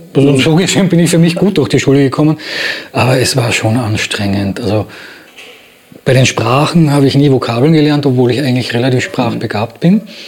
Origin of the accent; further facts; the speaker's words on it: Graz, Styria, Austria; now in Berlin, Germany; in Graz, in meiner Geburtsstadt